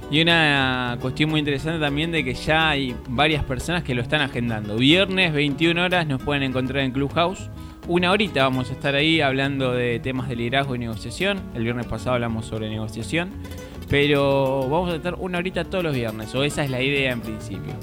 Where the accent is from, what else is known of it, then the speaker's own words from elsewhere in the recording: Argentina; somos acá de Argentina